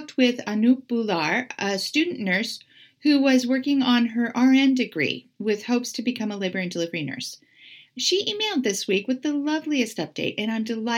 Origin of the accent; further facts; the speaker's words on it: California, United States; now in Portland, United States; My home state